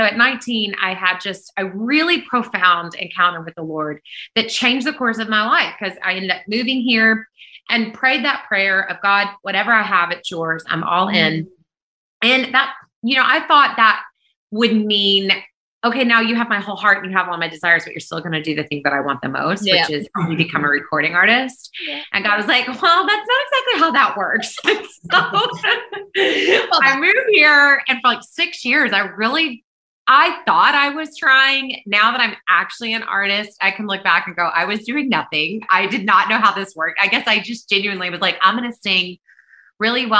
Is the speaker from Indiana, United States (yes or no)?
no; Kentucky, United States; moved away as an adult; now in Nashville, United States; I was born in Kentucky, but moved to Nashville, Tennessee when I was 20, and I've lived here ever since.